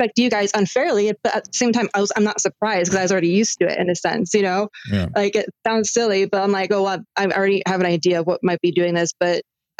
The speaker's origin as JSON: {"language": "English", "town": "Cupertino", "region": "California", "country": "United States", "tie": "born or raised there", "also_born_or_lived": "Silicon Valley", "said": "I live right by Google, to be honest, you know, and I grew up in Cupertino and like, I went to the best schools out here"}